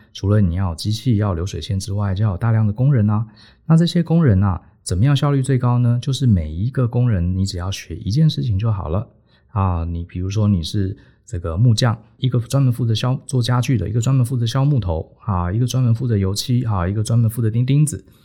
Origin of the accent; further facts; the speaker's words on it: Taiwan; moved away as an adult; also born or lived in New York, United States; 这个土生土长的台湾小孩，因为也没有他说的六， 居然莫名其妙从在台湾受完教育就跑到， 跑到美国来，而且还进了这么顶尖的公司